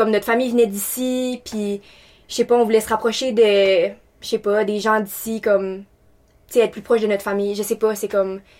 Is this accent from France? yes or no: no; Taiwan; now in Moncton, Canada; puis je viens de Taïwan. j'ai déménagé plusieurs fois dans ma vie. Je suis étudiante à temps plein à l'Université de Moncton.